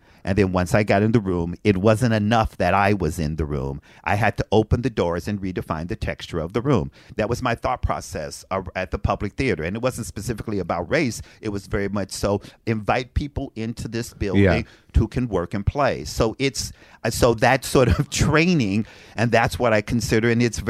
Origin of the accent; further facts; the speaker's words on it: Frankfort, Kentucky, United States; moved away; I'm from Frankfort, Kentucky.